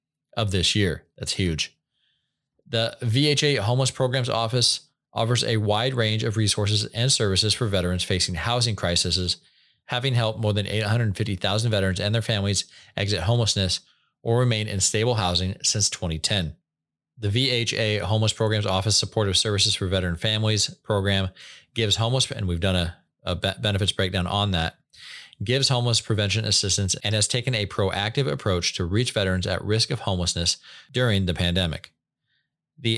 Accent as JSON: {"language": "English", "region": "Washington", "country": "United States", "moved": "yes", "lives_now": "Washington, D.C., United States", "said": "I'll be back to the other Washington soon enough. Until then, I'm going to enjoy being back in my home state."}